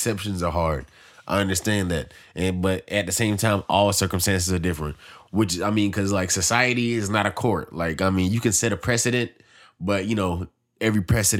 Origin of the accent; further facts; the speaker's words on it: United States; Well, I say we because we're American.